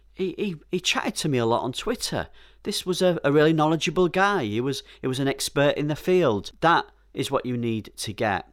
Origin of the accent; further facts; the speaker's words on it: Yorkshire and the Humber, United Kingdom; Being a Yorkshire man, I'm a little careful with my money